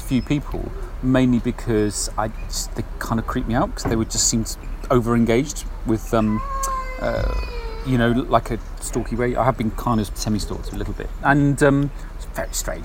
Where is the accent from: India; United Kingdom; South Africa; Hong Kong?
United Kingdom; Kenneth Clarke's constituency, East Midlands; I grew up in Kenneth Clark's constituency